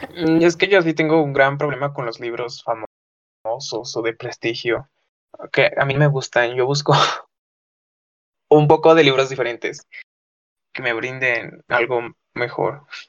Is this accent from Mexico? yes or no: yes; Tlaxcala, Mexico; soy de Tlaxcala